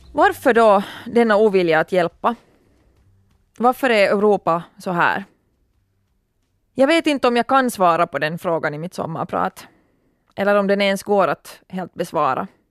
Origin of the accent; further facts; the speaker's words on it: Turku, Southwest Finland, Finland; min hemstad Åbo